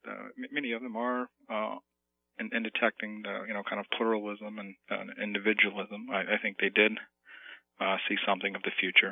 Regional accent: Bible Belt, the South, United States; I grew up in the South in the Bible Belt

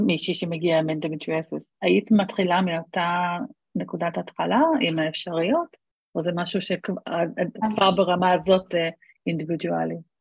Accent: Australia; moved away as an adult; now in Israel; אני בארץ מעל עשרים וחמש שנה, אבל גדלתי באוסטרליה

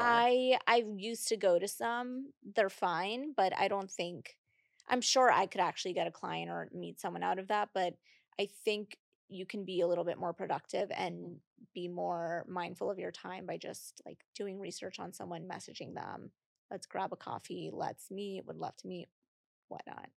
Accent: Puerto Rico; moved away; also born or lived in Boston / Miami; I'm from Puerto Rico.

